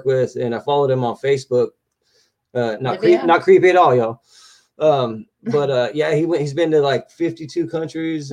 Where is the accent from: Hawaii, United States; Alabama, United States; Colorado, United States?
Hawaii, United States; growing up in Hawaii, a lot of people I knew were from Fiji and Tonga